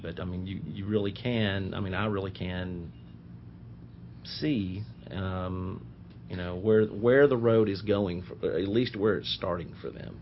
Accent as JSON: {"language": "English", "town": "Nashville", "region": "Tennessee", "country": "United States", "tie": "born or raised there", "said": "I'm I'm local. I grew up in Nashville."}